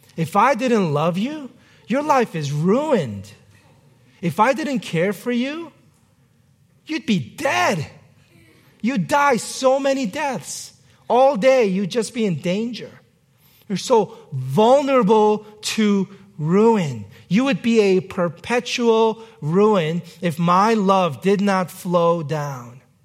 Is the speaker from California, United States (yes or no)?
no; New York City, New York, United States; my hometown, New York City